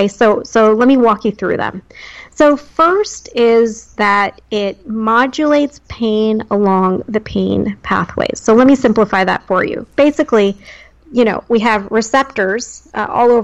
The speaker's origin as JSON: {"language": "English", "region": "New Jersey", "country": "United States", "tie": "born or raised there", "moved": "yes", "said": "born and raised in Jersey"}